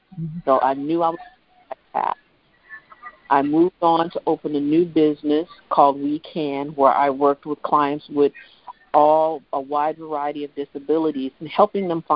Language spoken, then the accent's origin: English; Midwest, United States; I'm from Midwest